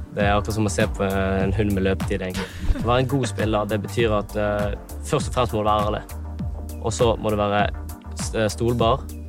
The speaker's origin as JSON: {"language": "Norwegian", "town": "Vennesla", "region": "Agder", "country": "Norway", "said": "Jeg kommer fra Vennesla."}